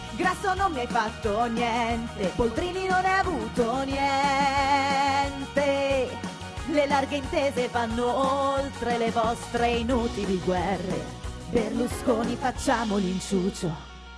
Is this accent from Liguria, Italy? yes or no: no; Basilicata, Italy; quando mi dicevano di dove sei, io dicevo, "Sono Lucana"